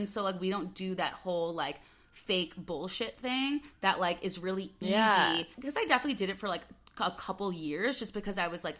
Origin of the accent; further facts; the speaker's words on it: Chicago, Illinois, United States; accent: Midwest; moved away as an adult; also born or lived in Los Angeles, United States; I'd always say, like, oh, I'm from Chicago. And then people would be like, oh, like, where? And then you'd have to, like, narrow it down. I'd be like, Northwest suburbs.